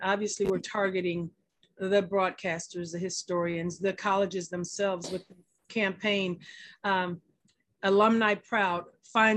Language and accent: English; Texas, United States; I'm from Texas. And, I grew up integrated first through fifth grade